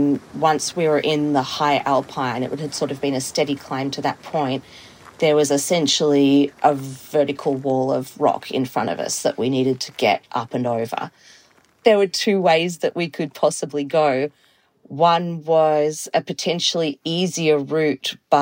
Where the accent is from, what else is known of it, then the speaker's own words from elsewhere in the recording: Melbourne, Victoria, Australia; now in Toronto, Canada; I am based in Toronto in Canada, but I'm originally from Australia. I grew up in Melbourne